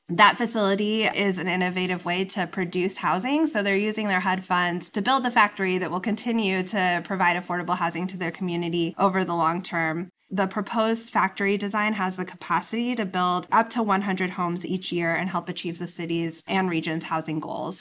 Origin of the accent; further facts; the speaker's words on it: Inland Empire, California, United States; moved away; I'm from the Inland Empire